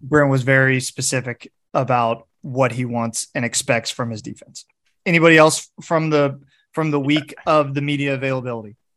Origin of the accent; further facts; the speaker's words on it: Tulsa, Oklahoma, United States; practiced in my hometown, where I'm at right now, Tulsa, Oklahoma